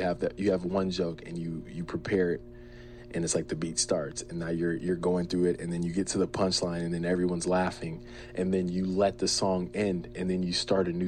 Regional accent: New Jersey, United States; also born or lived in Berlin, Germany; 1993, I was born in Berlin, Germany. And then I want to say I lived there for under a year, maybe 11 months. And then we moved to New Jersey.

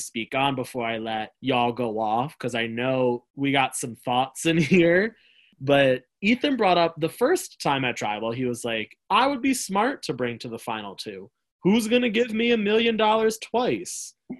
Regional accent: Buffalo, New York, United States; I'm from Buffalo.

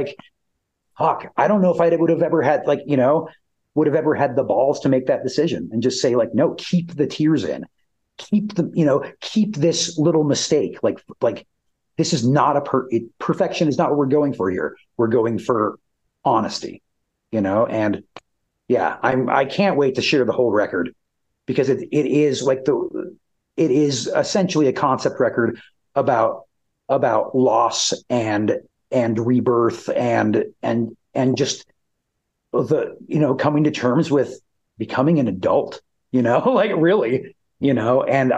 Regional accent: Aberdeen, South Dakota, United States; where I'll actually get to bring the band back to my hometown of Aberdeen, South Dakota for a music festival there.

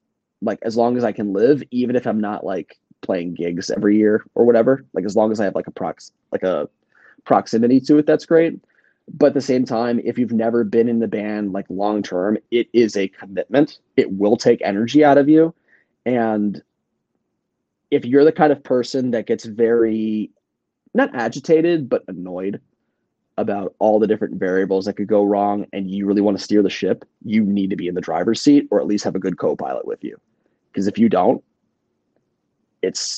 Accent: Northern Virginia, United States; moved away as an adult; now in New York City, United States; someone who like was born and raised in Virginia my whole life. Northern Virginia

